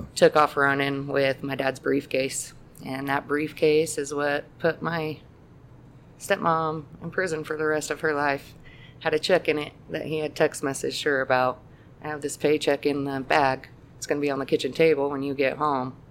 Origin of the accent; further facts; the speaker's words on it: Greeley, Colorado, United States; I grew up in Greeley